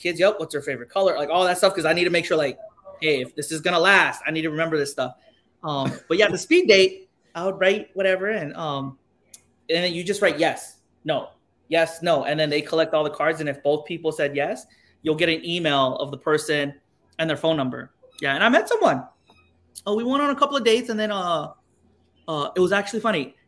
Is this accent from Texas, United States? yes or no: yes; Texas, United States; now in Hawaii, United States; I was raised in Texas, so I'm not really even Korean.